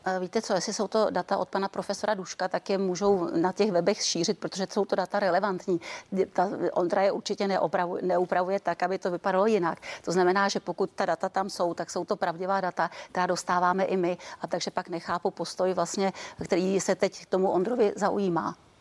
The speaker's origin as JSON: {"language": "Czech", "country": "Czechia", "said": "my jsme z Klondajku ze severu"}